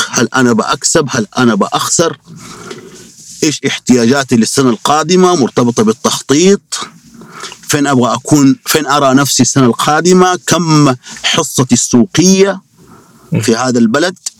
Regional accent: Saudi Arabia; عندنا في السعودية

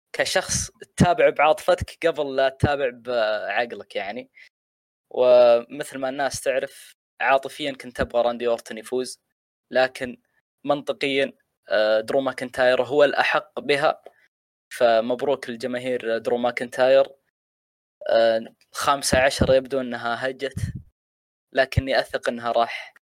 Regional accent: Saudi Arabia; عندنا هنا في السعوديه

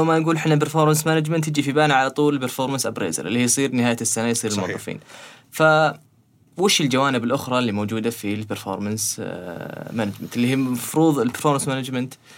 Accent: Saudi Arabia; عندنا في السعوديه

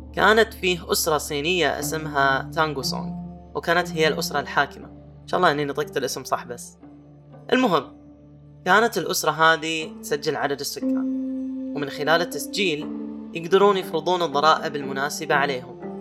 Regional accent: Saudi Arabia; عندنا في السعودية

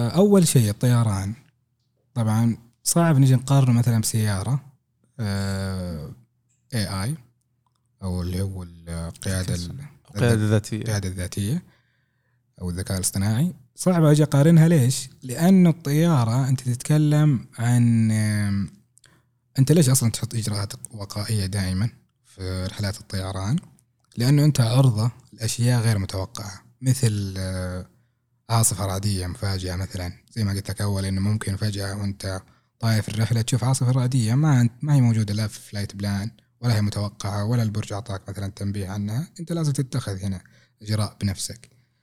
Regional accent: Saudi Arabia; عندنا في السعوديه

